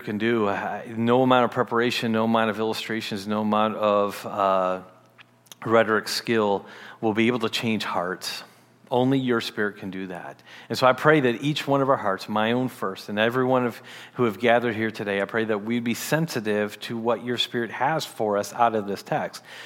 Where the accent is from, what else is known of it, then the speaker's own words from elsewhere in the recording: Detroit, Michigan, United States; as a teen, I grew up in Michigan, the Detroit area of Michigan